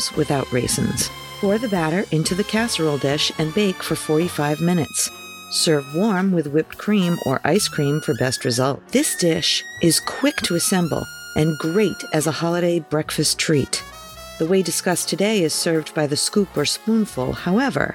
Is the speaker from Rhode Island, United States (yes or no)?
yes; Pawtuxet, Rhode Island, United States; I grew up here in Pawtuxet